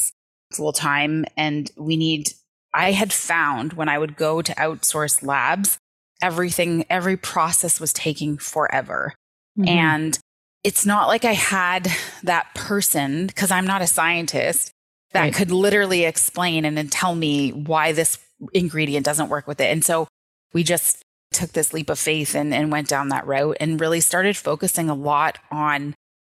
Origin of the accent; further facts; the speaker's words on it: Toronto, Ontario, Canada; now in St. Catharines, Canada; I grew up in Native public housing in Scarborough.